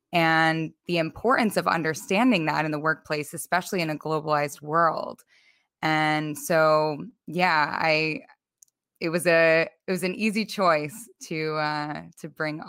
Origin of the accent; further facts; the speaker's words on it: United States; moved away as an adult; now in Amsterdam, Netherlands; I live now in Amsterdam and I'm an American originally.